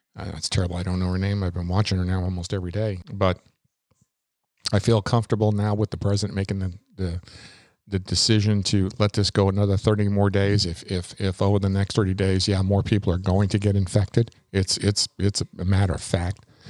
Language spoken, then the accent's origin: English; New York, United States; moved away as an adult; now in Florida, United States; I was brought up in New York. I was born in New York, uh, lived there until I was eighteen and moved here to Florida